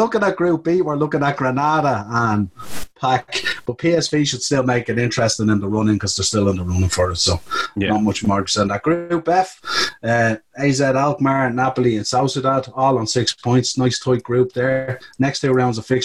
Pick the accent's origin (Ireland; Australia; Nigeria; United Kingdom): Ireland; as being Irish